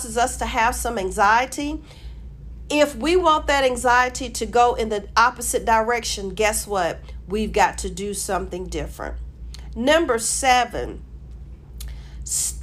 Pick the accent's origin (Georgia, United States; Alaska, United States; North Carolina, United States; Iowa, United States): Georgia, United States; I'm from Georgia. I live in Georgia